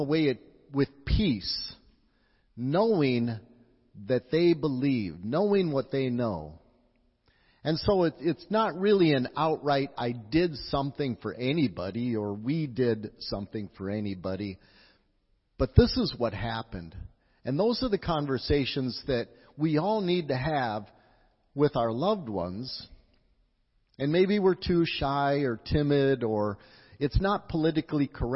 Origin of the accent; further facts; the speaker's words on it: Wisconsin, United States; moved away; also born or lived in La Crosse; I'm from Wisconsin